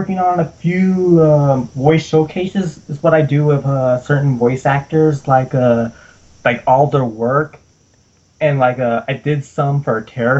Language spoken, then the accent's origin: English; United States; I'm the American on this